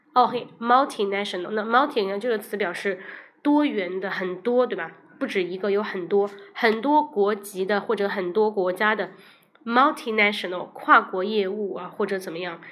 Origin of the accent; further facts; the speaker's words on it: China; 我们中国人